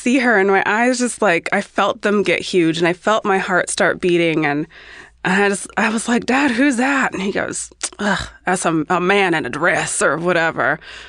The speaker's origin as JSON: {"language": "English", "town": "Los Angeles", "region": "California", "country": "United States", "tie": "born or raised there", "said": "I'm a Los Angeles-based hairstylist, and I also grew up in L.A."}